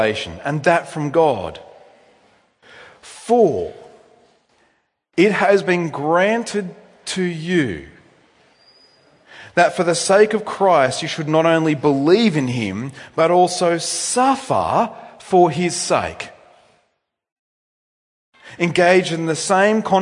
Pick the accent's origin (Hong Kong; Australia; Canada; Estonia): Australia; technically I wasn't born in Australia, but I'm bred in Australia. We Australians